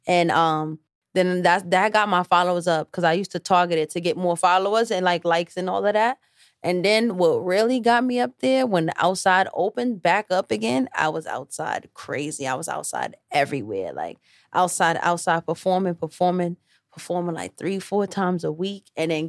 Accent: New York City, New York, United States; also born or lived in Bronx; I'm from Harlem

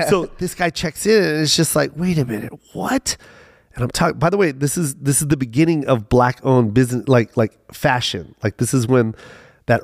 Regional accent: Las Vegas, Nevada, United States; And, you know, and I'm from Vegas, so I know what this is all about.

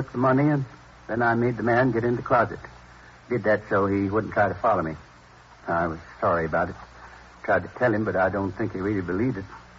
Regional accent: Midwest, United States; I was born in the Middle West. Tiny little town. You've probably never heard of it. Isn't on most of the map. Went to school there through the 8th grade.

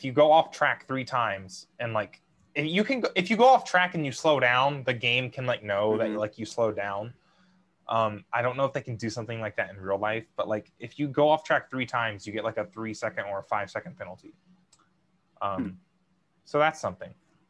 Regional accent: United States; as an American.

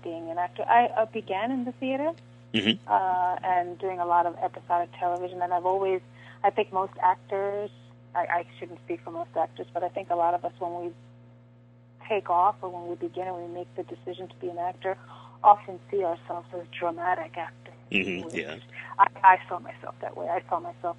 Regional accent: New York City, New York, United States; moved away; being born and raised in the Bronx and going to my old neighborhood as well. I go to New York rather frequently

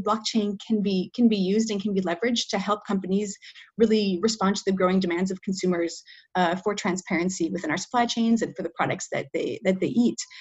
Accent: Minnesota, United States; moved away as an adult; now in Paris, France; I am originally from Minnesota, actually, but right now I'm speaking to you from France. Uh, I live in Paris

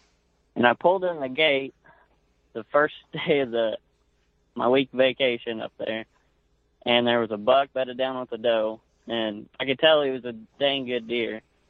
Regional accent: Ringwood, Oklahoma, United States; I'm from Northwest Oklahoma, a small town called Ringwood. I grew up here since I was, I think I've lived here since I was 3.

